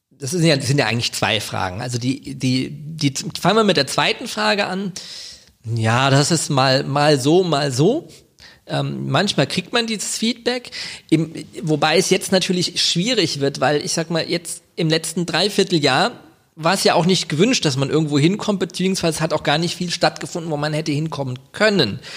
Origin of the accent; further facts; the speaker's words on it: Wiesbaden, Hesse, Germany; also ich bin gebürtiger Wiesbadener, muss man dazu sagen. ja, ich wohne in Kastell, aber ich bin tatsächlich in Wiesbaden geboren, nicht in Mainz.